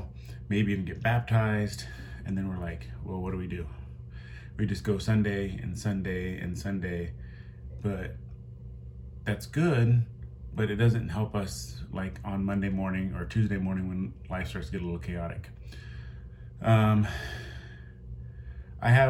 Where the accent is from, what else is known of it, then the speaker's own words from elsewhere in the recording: Midwest, United States; I grew up in the Midwest.